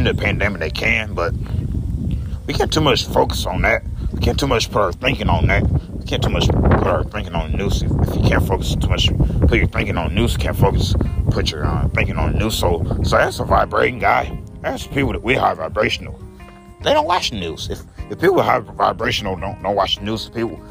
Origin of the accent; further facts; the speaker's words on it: United States; I'm American